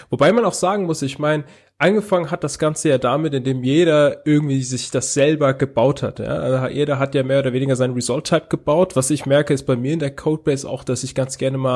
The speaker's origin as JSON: {"language": "German", "region": "Hesse", "country": "Germany", "lives_now": "Tübingen, Germany", "said": "Also ich komme eigentlich aus Hessen, bin aber jetzt im Ländle. Also in der Nähe von Tübingen."}